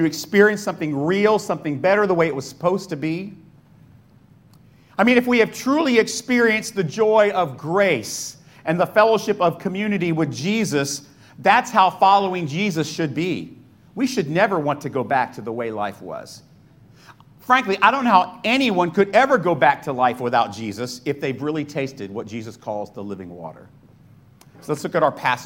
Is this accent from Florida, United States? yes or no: yes; Florida, United States; moved away; also born or lived in New Hyde Park, New York; I grew up in Florida